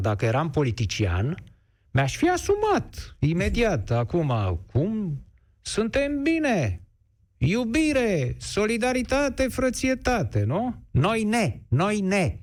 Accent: Romania; Și domnul Mache și eu suntem români. Amândoi. Suntem cetățeni români.

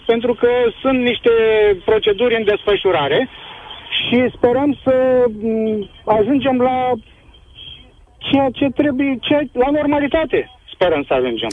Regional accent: Brăila County, Romania; eu sunt din Brăila

